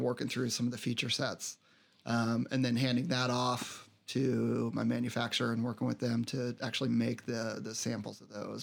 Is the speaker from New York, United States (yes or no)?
no; Colorado, United States; also born or lived in Denver; I grew up out in Colorado, uh, lived in Denver for a while